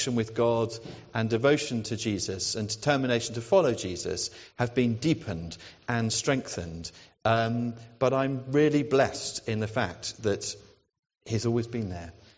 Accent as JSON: {"language": "English", "area": "near Brighton", "region": "South East England", "country": "United Kingdom", "tie": "born or raised there", "also_born_or_lived": "Oxford / Fareham / Portsmouth", "moved": "as an adult", "lives_now": "Newnham, United Kingdom", "said": "I'm a South Coast person. I grew up near Brighton, right by the sea, and my parents still live there"}